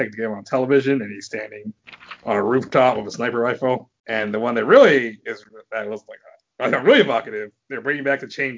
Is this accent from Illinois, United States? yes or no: no; California, United States; I was born in California